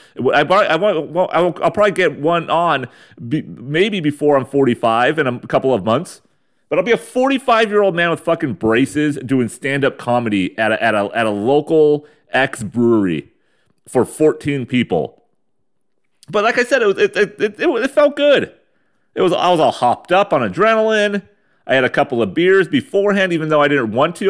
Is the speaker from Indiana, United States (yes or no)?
no; San Diego County, California, United States; moved away as an adult; before I moved away from the old San Diego County and the fucking dusty, uh, dustbin bowl of my hometown